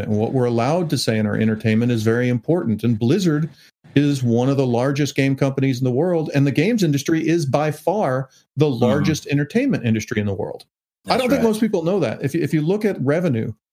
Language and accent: English; United States; I'm an American